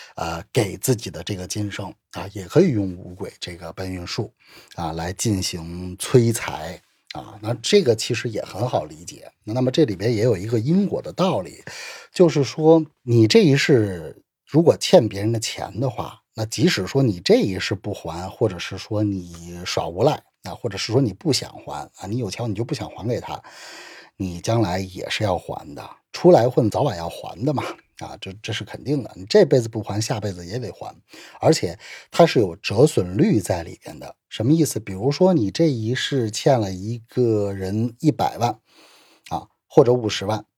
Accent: China; 我们中国人的话就讲究祖德

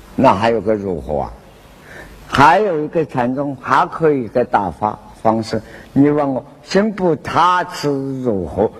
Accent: Wenzhou, Zhejiang, China; 广东话跟我们温州话“咔咔”。

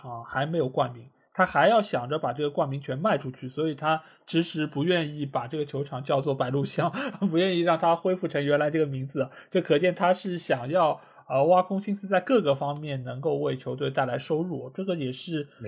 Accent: Shanghai, China; 我觉得他真正是做到了我们上海人说什么，就螺丝壳里做道场。

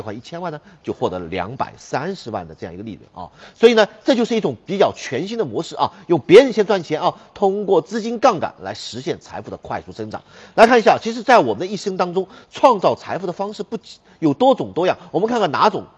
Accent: China; 我们中国人啊， 特别是我们普通老百姓

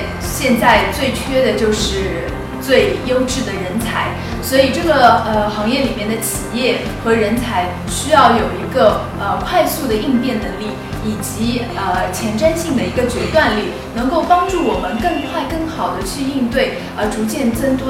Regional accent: China; 那随着我们中国的进出口贸易的一个增长，

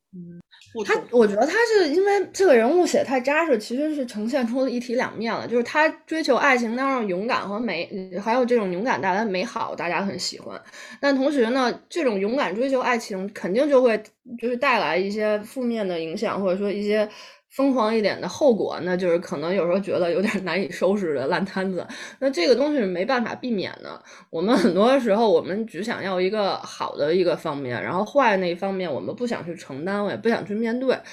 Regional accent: China; 我们中国人有一个，有一个观念是入土为安

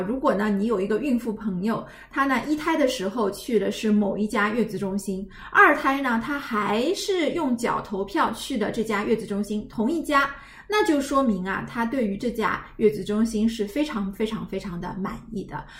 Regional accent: China; 我们大陆人

